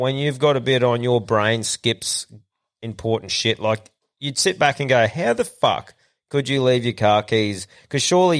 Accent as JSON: {"language": "English", "region": "Queensland", "country": "Australia", "said": "I think I've just been like being a Queenslander"}